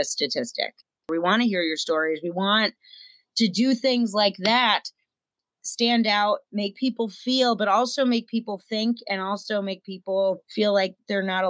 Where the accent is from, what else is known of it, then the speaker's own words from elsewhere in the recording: Pennsylvania, United States; I'm a nobody from Pennsylvania.